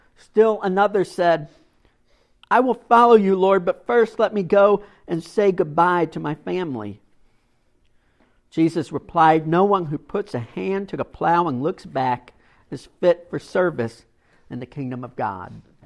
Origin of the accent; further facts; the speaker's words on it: Kentucky, United States; I grew up in Kentucky